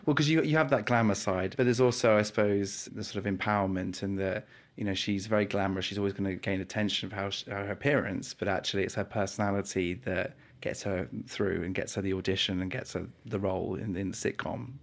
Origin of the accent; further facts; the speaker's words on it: New Forest, South East England, United Kingdom; I'm from the New Forest